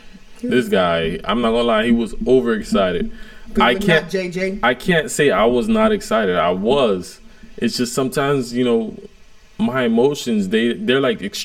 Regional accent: Miami, Florida, United States; also born or lived in Pensacola / Fort Myers; we're from Miami. And mind you, we're living in Pensacola at the time. And we're in apartments.

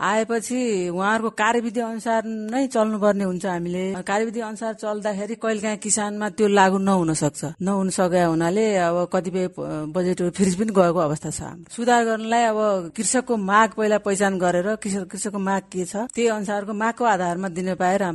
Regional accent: Bijaynagar, Nepal; मेरो घर विजयनगर एघार हो

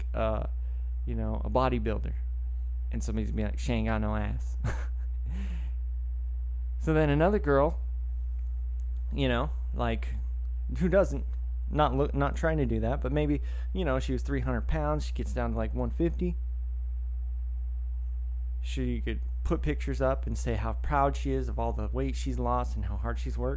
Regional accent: Woodland, California, United States; I grew up in Woodland, California, which is, you know, a little farming community north of Sacramento

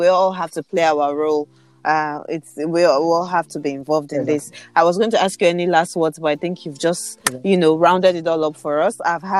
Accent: Nigeria; I do believe that we are Nigerian youth.

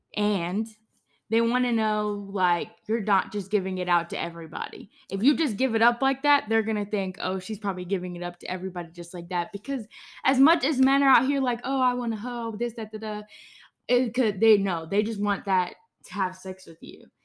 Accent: Georgia, United States; it's in my home state. It's in Atlanta.

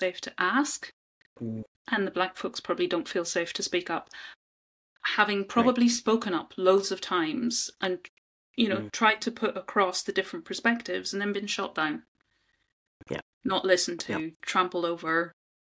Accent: Northern Ireland, United Kingdom; moved away; I'm from Northern Ireland originally. So grew up in the Troubles

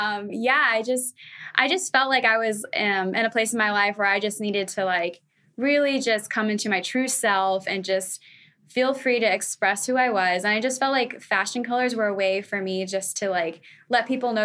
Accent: Florida, United States; Well, I'm a Florida girl. I was born and raised in Florida

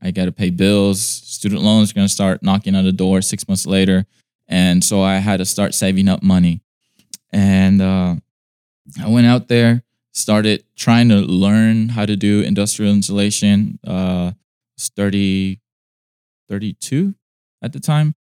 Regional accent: Inglewood, California, United States; I was born in California in uh, the city of Inglewood in LA County

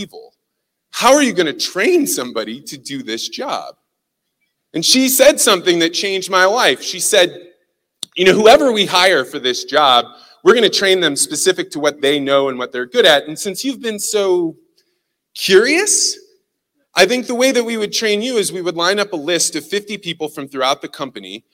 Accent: St. Louis, Missouri, United States; I don't know if you can tell from my accent, but I am from St. Louis, Missouri

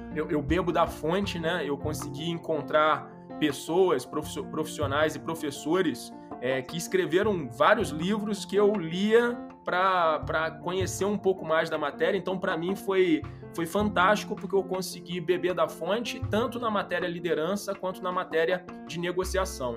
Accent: Rio de Janeiro, Brazil; accent: carioca; sou carioca, acho que pelo sotaque é possível já identificar.

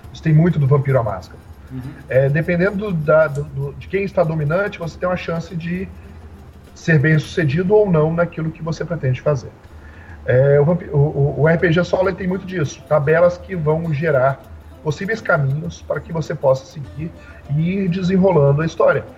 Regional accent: Serra, Espírito Santo, Brazil; Eu sou da cidade de Serra, Espírito Santo, e aqui é tudo muito próximo. Aqui a gente fala que 10 quilômetros é longe para o capixaba

